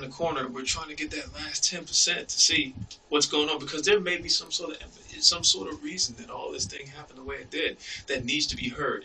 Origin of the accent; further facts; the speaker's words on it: Philadelphia, Pennsylvania, United States; I've been stabbed growing up in Philly